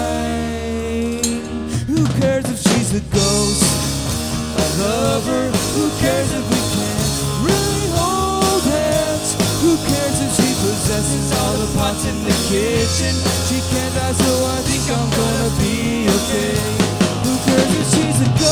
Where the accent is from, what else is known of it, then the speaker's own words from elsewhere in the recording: Maryland, United States; moved away as an adult; also born or lived in Idaho; now in Phoenix, United States; I'm from Maryland originally, and then I moved out to Idaho where I was going to college